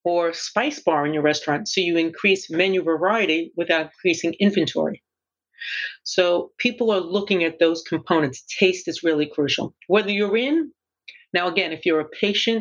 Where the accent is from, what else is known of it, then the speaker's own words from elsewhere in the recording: New York City, New York, United States; I grew up in Brooklyn